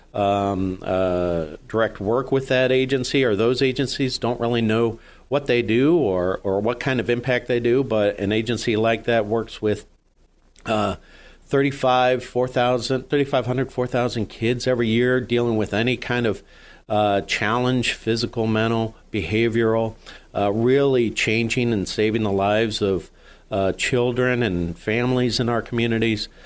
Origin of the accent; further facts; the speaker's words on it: Jamestown, New York, United States; moved away as an adult; also born or lived in Meadville, Pennsylvania / Washington, D.C.; now in Erie, United States; I grew up just over the border in uh, Jamestown, New York